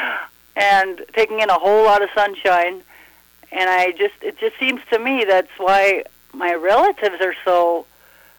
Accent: Gatzke, Minnesota, United States; I grew up right here, a bit west of Gatzke.

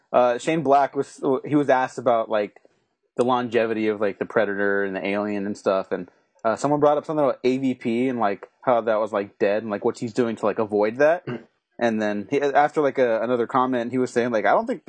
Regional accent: California, United States; my home state

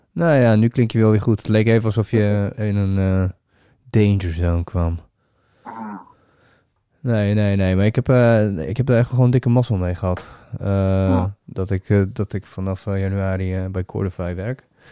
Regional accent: Netherlands; nee, Holland

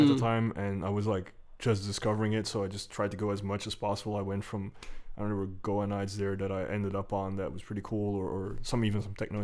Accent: Antwerp, Flanders, Belgium; I'm from Antwerp, yeah, but I grew up just outside of the city

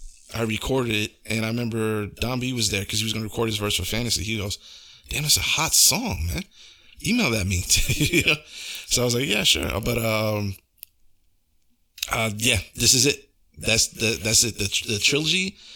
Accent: Brooklyn, New York, United States

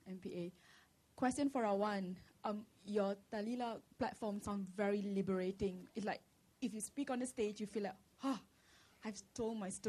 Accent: Japan; English is a second language; I'm from Japan.

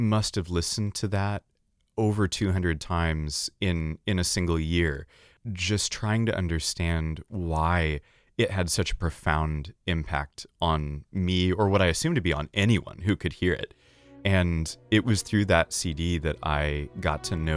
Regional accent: Stillwater, Oklahoma, United States; I grew up in Stillwater, Oklahoma

